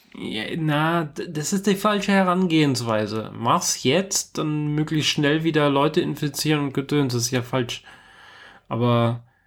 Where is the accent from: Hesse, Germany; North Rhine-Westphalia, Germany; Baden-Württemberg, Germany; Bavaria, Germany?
Bavaria, Germany; Munich; moved away as an adult; also born or lived in Karlsruhe / Mannheim / Stuttgart; ich bin mit äh, einem Monat vor meinem 19. Geburtstag aus München ausgezogen